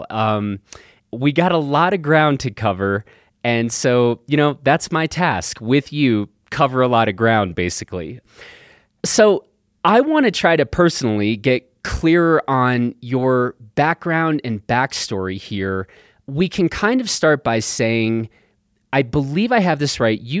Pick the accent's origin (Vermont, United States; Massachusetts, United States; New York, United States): Vermont, United States; also born or lived in Germany; I grew up in Vermont.